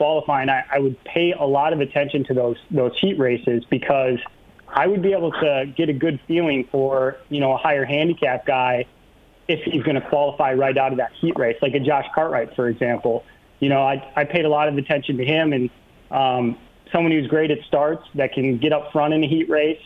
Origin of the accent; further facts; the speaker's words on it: Minnesota, United States; moved away as an adult; now in Wisconsin, United States; I grew up in Minnesota. I just moved across the river